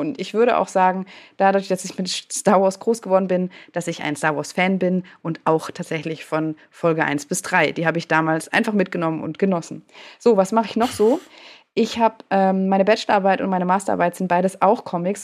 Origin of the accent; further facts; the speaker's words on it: Freiburg, Baden-Württemberg, Germany; accent: Badisch; ich bin in Freiburg geboren, im Süden, da spricht man Badisch.